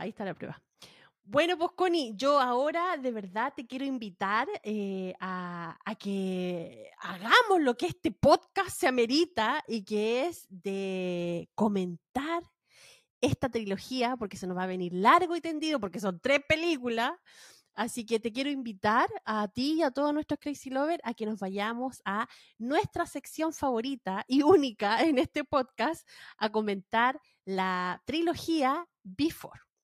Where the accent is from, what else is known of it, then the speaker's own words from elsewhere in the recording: Valparaíso, Chile; yo soy de Valparaíso